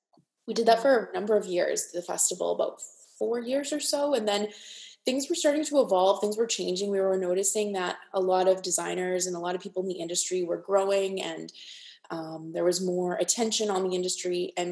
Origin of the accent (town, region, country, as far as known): Saskatoon, Saskatchewan, Canada; born or raised there